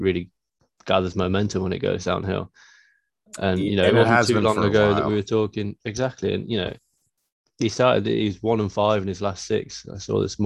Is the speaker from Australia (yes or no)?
no; United Kingdom; being British